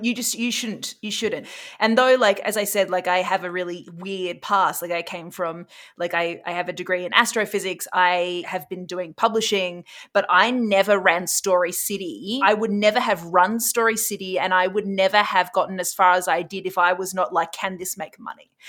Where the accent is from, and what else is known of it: Australia; now in Canada